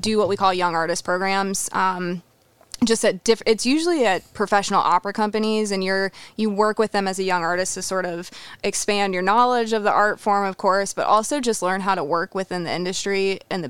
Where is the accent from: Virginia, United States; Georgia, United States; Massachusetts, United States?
Virginia, United States; Roanoke; I'm from Roanoke, Virginia